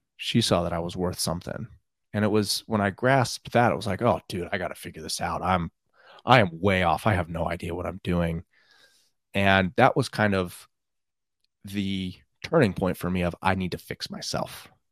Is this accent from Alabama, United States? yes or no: no; Pleasanton, California, United States; I grew up in Northern California in Pleasanton